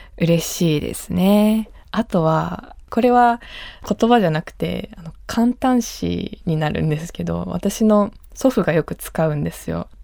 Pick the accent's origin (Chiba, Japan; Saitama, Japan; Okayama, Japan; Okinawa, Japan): Okinawa, Japan; Yonaguni; moved away; also born or lived in Kyoto; 私は与那国島出身の